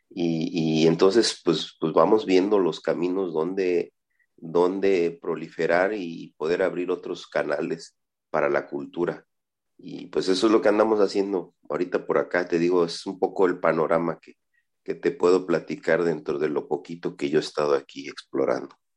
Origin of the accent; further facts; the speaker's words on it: Zinacantán, Chiapas, Mexico; soy de Sinacantán, Chiapas